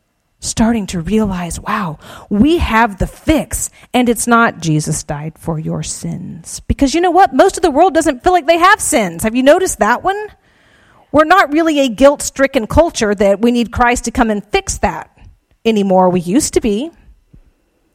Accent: South Georgia, United States; I'm from South Georgia. my accent doesn't belie

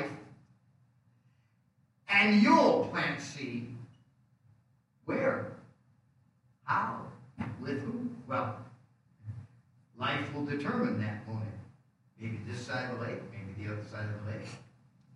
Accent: Rockford, Illinois, United States; moved away as an adult; also born or lived in Des Moines, Iowa / Dayton, Ohio / Tacoma, Washington; I came back to Rockford because I could get a quick job from my father-in-law to support my family until I found a place where I could start a church

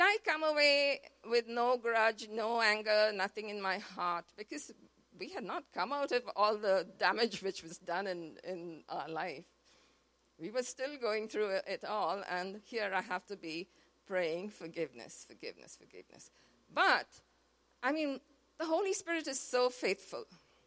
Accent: Mumbai, Maharashtra, India; moved away; We are from Mumbai

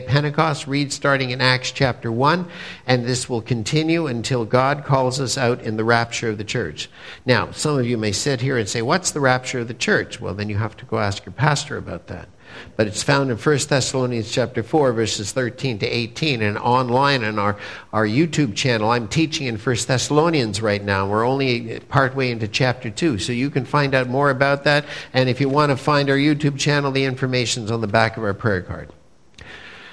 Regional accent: Montreal, Quebec, Canada; I'm a good Jewish boy from Montreal

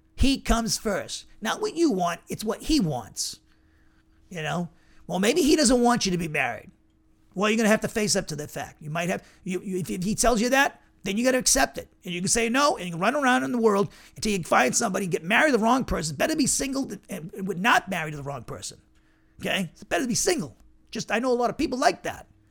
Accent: Massachusetts, United States; now in Alabama, United States; where I grew up in Massachusetts

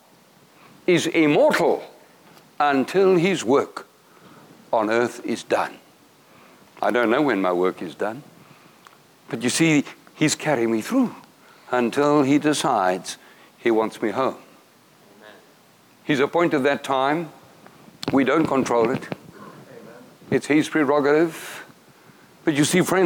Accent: South Africa; I'm from South Africa.

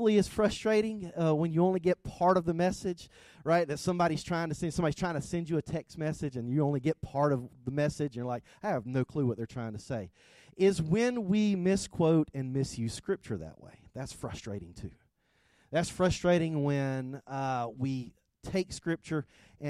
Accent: South Georgia, United States; accent: thick South Georgia; I am from South Georgia. I have a thick South Georgia accent

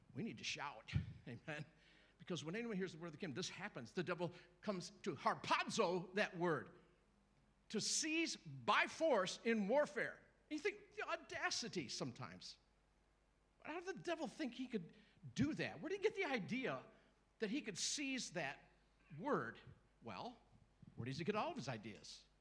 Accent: United States; I grew up in the Episcopal Church in America

